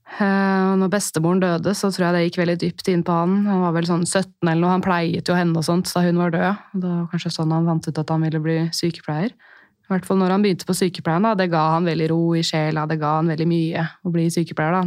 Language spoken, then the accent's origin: Norwegian; Holmestrand, Vestfold, Norway; jeg er jo fra Holmestrand